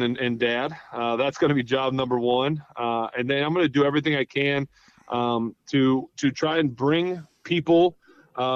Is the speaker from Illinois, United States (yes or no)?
no; Ohio, United States; moved away; I'm from Ohio, a couple hours, like literally away. I went to school in Ohio